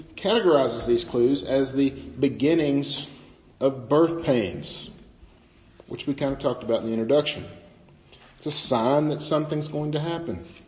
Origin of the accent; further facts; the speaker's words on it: the Bootheel, Missouri, United States; I grew up in the Boot Hill, Missouri, where everything is completely flat